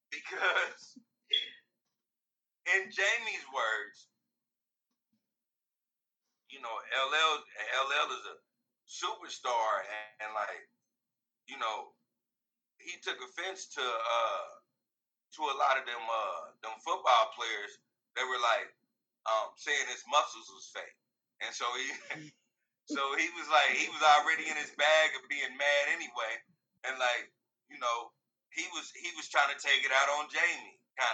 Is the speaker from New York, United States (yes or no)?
yes; Queens, New York, United States; because I grew up in Queens, nigga. There ain't nothing soft about me.